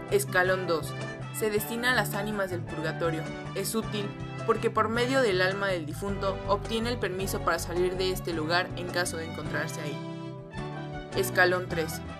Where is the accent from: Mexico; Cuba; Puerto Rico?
Mexico